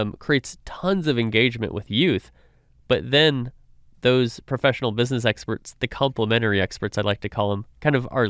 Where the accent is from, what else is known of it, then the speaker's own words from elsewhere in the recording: California, United States; now in Dallas, United States; I grew up in California.